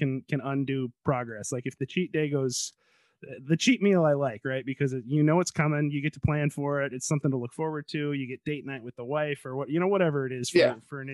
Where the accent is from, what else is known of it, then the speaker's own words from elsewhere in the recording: Chicago, Illinois, United States; moved away; I grew up there.